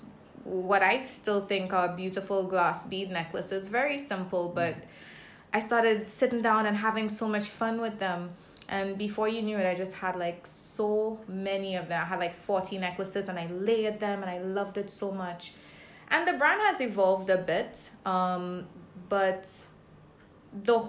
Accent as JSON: {"language": "English", "country": "Grenada", "tie": "born or raised there", "also_born_or_lived": "Saint Lucia", "moved": "yes", "lives_now": "Barbados", "said": "I was born in St. Lucia. But spent most of my life in Grenada. And now I'm here in beautiful Barbados"}